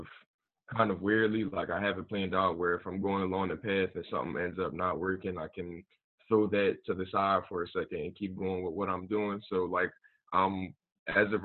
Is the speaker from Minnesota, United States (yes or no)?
no; Philadelphia, Pennsylvania, United States; I was born and raised in Philly